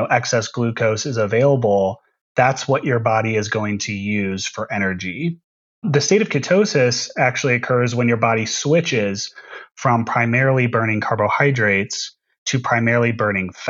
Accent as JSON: {"language": "English", "town": "St. Louis", "region": "Missouri", "country": "United States", "tie": "born or raised there", "said": "my hometown of St. Louis, Missouri"}